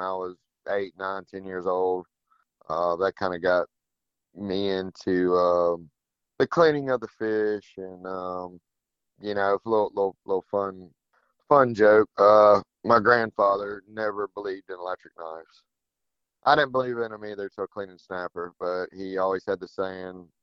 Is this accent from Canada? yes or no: no; South Florida, United States; now in Fort Morgan, United States; Growing up in South Florida too, my mom's family down there